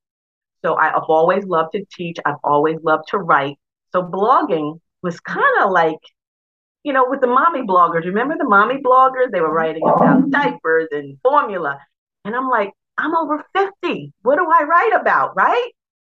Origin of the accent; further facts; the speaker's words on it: New York, United States; moved away as an adult; also born or lived in Delaware; I'm originally from New York